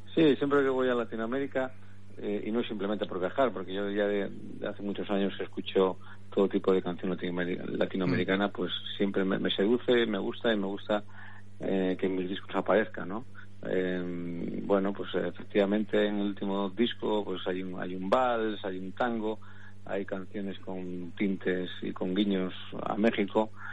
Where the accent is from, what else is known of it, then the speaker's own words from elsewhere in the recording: Cantabria, Spain; mi tierra, porque es donde he vivido, donde me, he criado